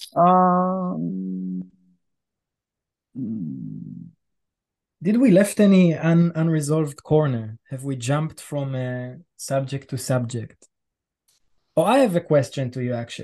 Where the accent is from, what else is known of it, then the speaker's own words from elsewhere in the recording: Israel; I'm coming from Israel and I'm Jewish